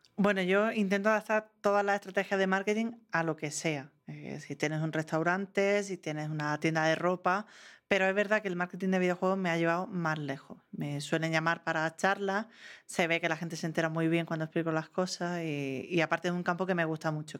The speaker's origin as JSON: {"language": "Spanish", "town": "Granada", "region": "Andalusia", "country": "Spain", "also_born_or_lived": "Madrid", "said": "Me había ido a Madrid, volví a mi tierra, que era Granada."}